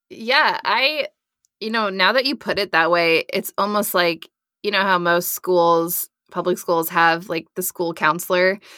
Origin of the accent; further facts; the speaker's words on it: Nebraska, United States; I'm from Nebraska